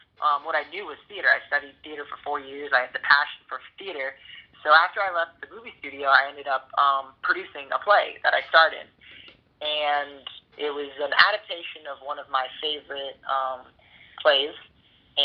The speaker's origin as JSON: {"language": "English", "town": "Boston", "region": "Massachusetts", "country": "United States", "moved": "as an adult", "lives_now": "Los Angeles, United States", "said": "I'm from Boston originally."}